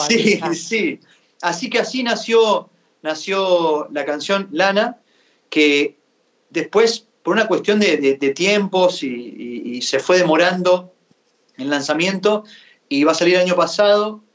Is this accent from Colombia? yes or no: no; Santa Fe, Argentina; Y Fede es un amigo de mi pueblo, es bien santafesina la canción, porque León este, Fede, yo, todo allá